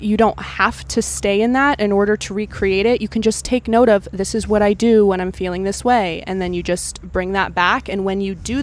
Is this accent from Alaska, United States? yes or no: yes; Alaska, United States; now in Los Angeles, United States; I'm from Alaska